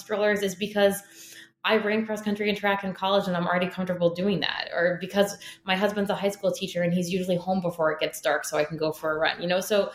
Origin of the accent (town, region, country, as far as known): United States; born or raised there